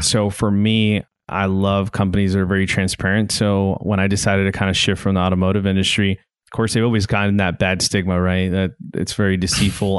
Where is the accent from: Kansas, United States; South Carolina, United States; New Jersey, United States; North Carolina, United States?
Kansas, United States; Garden City; also born or lived in Hereford, Texas / Iowa / Illinois / Missouri; now in Northwest Arkansas, United States; before I ended up in West Texas, I grew up in Garden City, Kansas